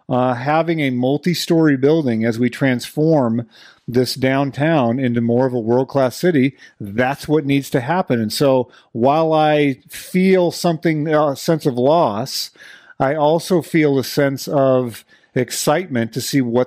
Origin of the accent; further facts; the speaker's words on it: Washington, United States; born there; Like, I was born in Washington, moved away, and then came back.